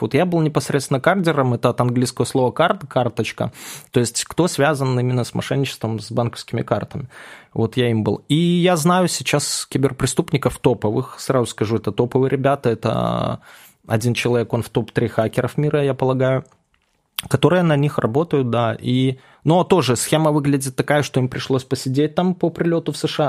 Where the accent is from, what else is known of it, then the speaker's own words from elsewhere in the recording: Belarus; moved away as an adult; now in Moscow, Russia; я сам белорус как бы по рождению и жил там, вот в Москве я 5 лет всего живу